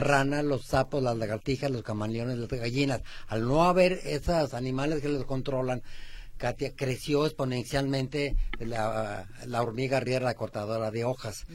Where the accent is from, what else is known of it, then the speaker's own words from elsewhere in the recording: Aguascalientes, Mexico; now in Guadalajara, Mexico; Cuando yo tenía cinco o seis años, somos de Aguascalientes